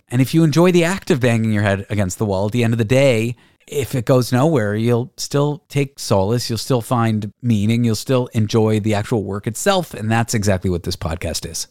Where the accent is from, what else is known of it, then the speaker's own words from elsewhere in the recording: Canada; I'm Canadian.